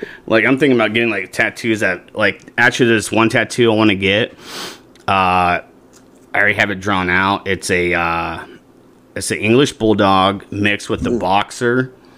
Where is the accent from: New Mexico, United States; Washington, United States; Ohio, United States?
Washington, United States; now in Arizona, United States; so when I came from Washington, right, you know, in the state of Arizona, they have rattlesnakes